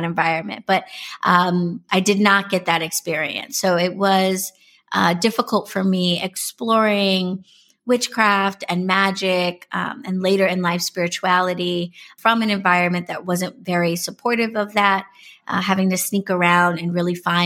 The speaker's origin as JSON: {"language": "English", "town": "New York City", "region": "New York", "country": "United States", "tie": "born or raised there", "said": "I was born and raised in New York City. I am a native New Yorker all day."}